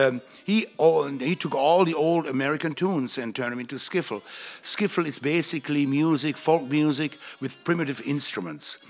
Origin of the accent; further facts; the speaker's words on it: Gevelsberg, North Rhine-Westphalia, Germany; now in United States; a music teacher in my hometown, Gevelsberg, West Germany